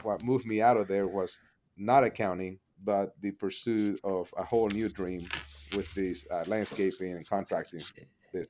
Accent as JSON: {"language": "English", "town": "Panama City", "region": "Panamá", "country": "Panama", "tie": "born or raised there", "second_language": "English", "moved": "as an adult", "lives_now": "Edmond, United States", "said": "I was born and raised in Panama City, Panama, um, came up here to the U S to, uh, learn English and go to school"}